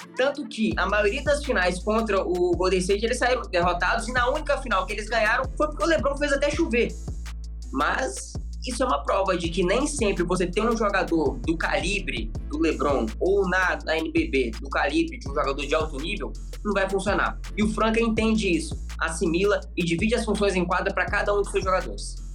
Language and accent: Portuguese; Minas Gerais, Brazil; a gente é de Minas